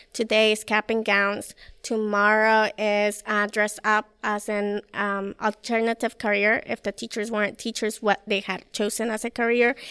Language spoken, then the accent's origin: English; Mexico; moved away; I'm from Mexico